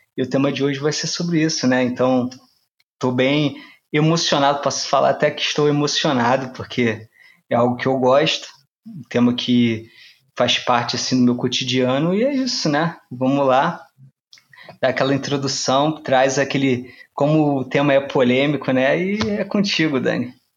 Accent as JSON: {"language": "Portuguese", "region": "Rio de Janeiro", "country": "Brazil", "said": "como carioca"}